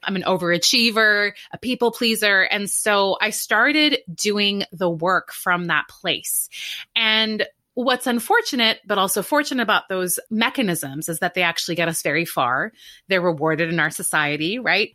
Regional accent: Canada; moved away as an adult; now in New York, United States; I grew up in Canada

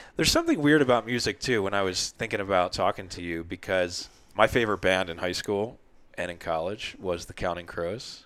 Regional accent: New Jersey, United States; growing up in Jersey

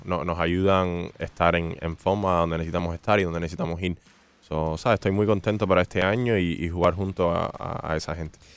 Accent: Hialeah, Florida, United States; así en Hialeah como niño y ah, siempre jugaba pelota aquí abajo

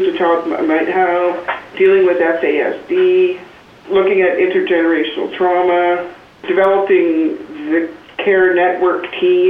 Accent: Hesquiaht First Nation, British Columbia, Canada; now in Victoria, Canada; I'm originally from the Hashquit First Nation

